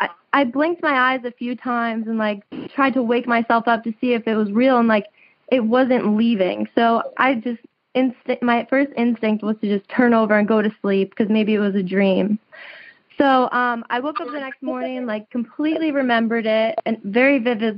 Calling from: New Jersey, United States; I'm calling from New Jersey right now.

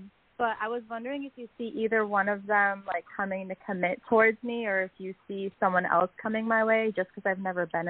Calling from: Tampa, Florida, United States; I'm calling from Tampa, Florida.

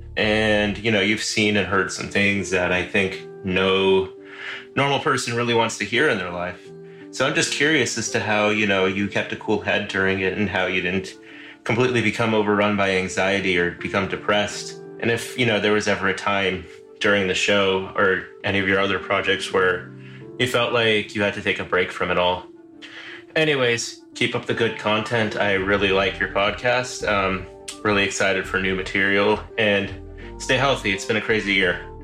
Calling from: Irvine, California, United States; I'm calling from Irvine, California

